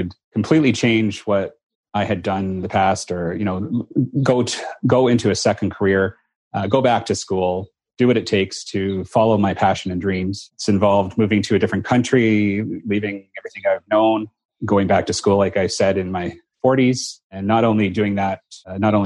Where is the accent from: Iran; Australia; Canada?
Canada; moved away; I grew up in Canada.